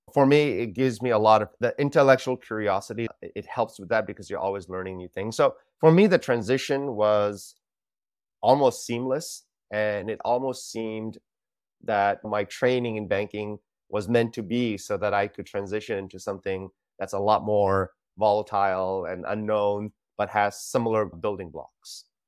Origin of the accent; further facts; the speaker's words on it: California, United States; moved away as an adult; also born or lived in India / Los Angeles, California; now in Singapore; grew up most of my life in California